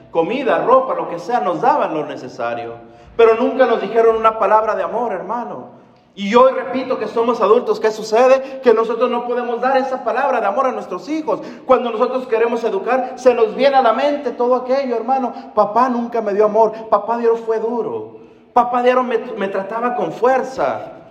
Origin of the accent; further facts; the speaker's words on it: Mexico; Hermano, la mayoría de nosotros venimos de una cultura latina. La mayoría somos mexicanos, me imagino, ¿verdad?